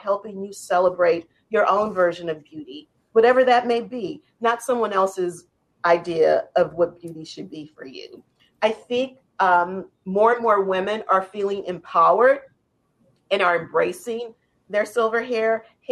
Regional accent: New Orleans, Louisiana, United States; how I was raised in New Orleans

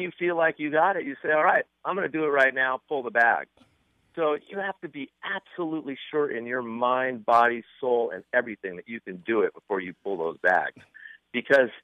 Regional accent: Malibu, California, United States; I grew up in Malibu, which is a surfing community about 10 miles north of Santa Monica and Venice.

